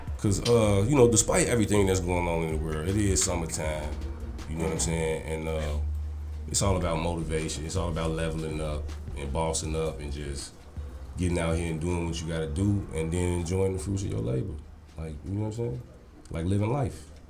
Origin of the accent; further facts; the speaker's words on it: Chicago, Illinois, United States; I come from Chicago